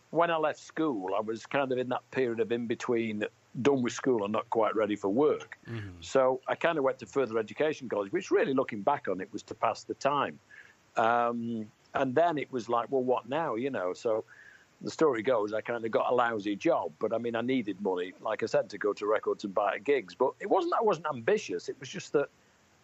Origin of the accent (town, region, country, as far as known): Manchester, North West England, United Kingdom; born or raised there